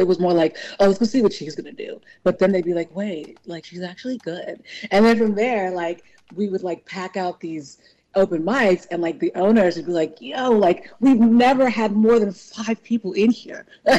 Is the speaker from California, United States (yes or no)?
yes; California, United States; born there; I'm Nigerian. I was born in California, but my parents are Nigerian.